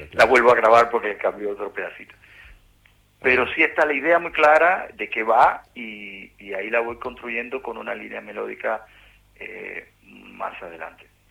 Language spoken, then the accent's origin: Spanish; Cuba; moved away as an adult; a Argentina fue el primer país que llegué después que salí de Cuba